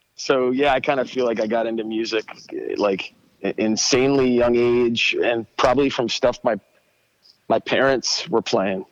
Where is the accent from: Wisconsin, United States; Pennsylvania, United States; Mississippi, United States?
Pennsylvania, United States; Abington; now in Telford, Pennsylvania, United States; In Abington, uh, which is right outside of um, Philadelphia, like maybe like ten minutes outside of Philly